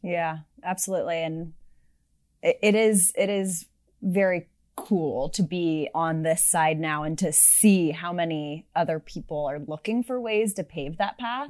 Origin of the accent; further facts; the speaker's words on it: Sunnyvale, California, United States; I grew up in Silicon Valley, as you mentioned, actually in Sunnyvale